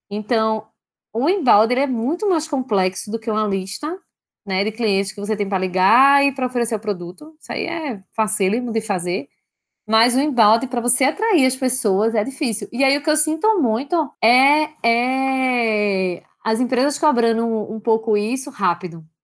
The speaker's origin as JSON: {"language": "Portuguese", "country": "Brazil", "said": "a gente, como bom brasileiro, né, a gente já tem um, um cenário complicado de, de, de, Brasil, que já se. que já que empreender no Brasil sempre foi difícil"}